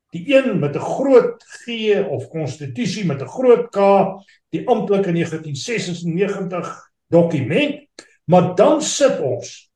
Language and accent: Afrikaans; South Africa; as Suid-Afrikaners